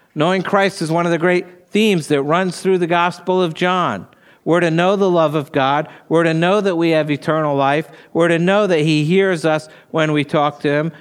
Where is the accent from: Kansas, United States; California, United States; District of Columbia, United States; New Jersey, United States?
New Jersey, United States; moved away; I grew up in New Jersey